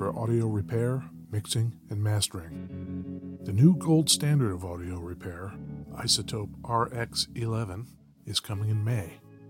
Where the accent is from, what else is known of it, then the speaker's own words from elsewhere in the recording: New Jersey, United States; moved away; I'm from New Jersey originally